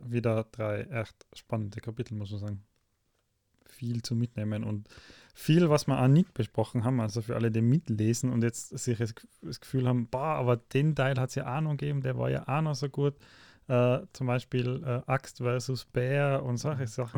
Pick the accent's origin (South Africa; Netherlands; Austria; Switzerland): Austria; bei uns in Österreich